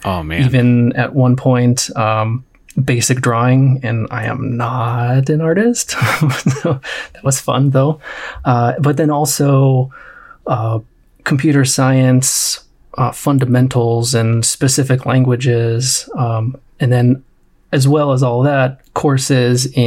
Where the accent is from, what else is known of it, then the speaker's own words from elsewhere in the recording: near Cleveland, Ohio, United States; now in Los Angeles, United States; I am originally from near Cleveland, Ohio. Currently live in Los Angeles by way of a few